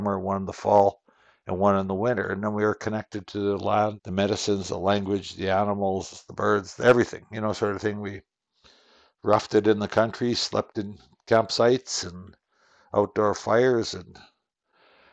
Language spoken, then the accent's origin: English; Qu'Appelle Valley, Saskatchewan, Canada; I'm from Saskatchewan. I'm in the southern area of Saskatchewan, in an area known as the Qu'Appelle Valley.